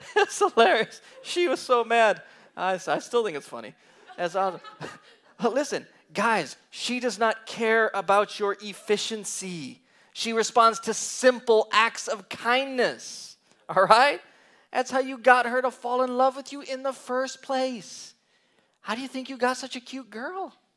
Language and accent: English; Green Bay, Wisconsin, United States; I come from Green Bay, Wisconsin